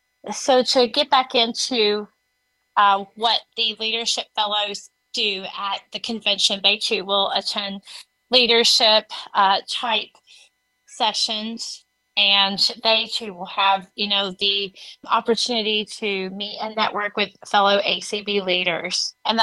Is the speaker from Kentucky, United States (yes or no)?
yes; Louisville, Kentucky, United States; As Zelda said, I'm from Louisville, Kentucky.